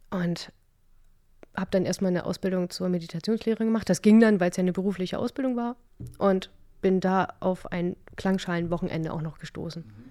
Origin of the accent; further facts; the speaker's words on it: Stade, Lower Saxony, Germany; Genau, ich komme aus Stade. Ne, das ist eine ganz, ganz, ganz putzige und ganz niedliche Stadt in Niedersachsen.